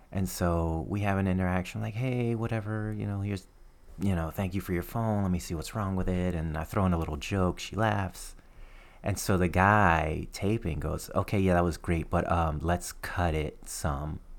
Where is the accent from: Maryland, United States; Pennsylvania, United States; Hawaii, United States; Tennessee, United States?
Tennessee, United States; Nashville; also born or lived in Trenton, New Jersey; I, grew up in Nashville, Tennessee